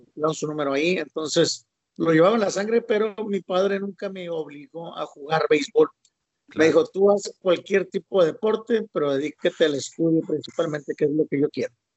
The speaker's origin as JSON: {"language": "Spanish", "town": "Ciudad Obregón", "region": "Sonora", "country": "Mexico", "tie": "born or raised there", "said": "yo soy de Obregón, Sonora"}